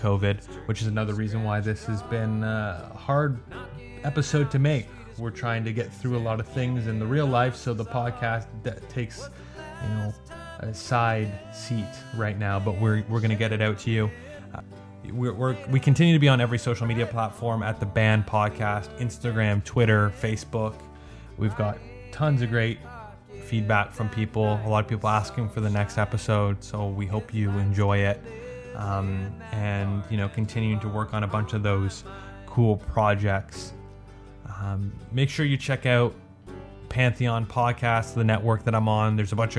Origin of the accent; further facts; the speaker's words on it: Canada; I'm Canadian, but I don't speak French that well